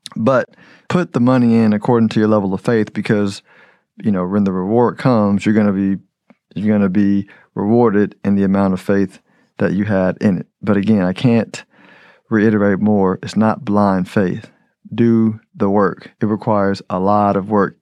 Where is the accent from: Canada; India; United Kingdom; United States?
United States; I'm American